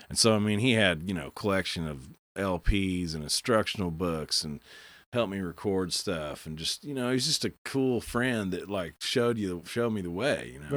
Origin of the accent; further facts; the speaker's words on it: Bartlesville, Oklahoma, United States; also born or lived in Stillwater; I'd never really heard that growing up in Bartlesville